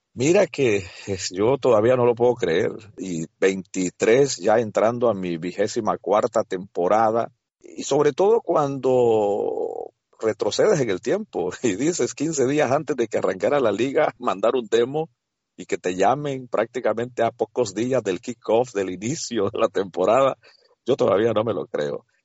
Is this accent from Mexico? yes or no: no; El Salvador; now in United States; en mi país, El Salvador